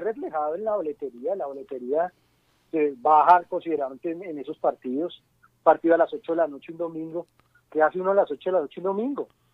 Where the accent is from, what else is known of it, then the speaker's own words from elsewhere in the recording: Colombia; Nosotros en Colombia tenemos una cultura muy arraigada